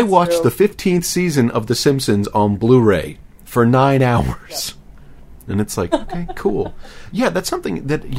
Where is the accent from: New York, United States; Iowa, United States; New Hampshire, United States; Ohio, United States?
New York, United States; New York City; I didn't grow up on a farm, I grew up in Manhattan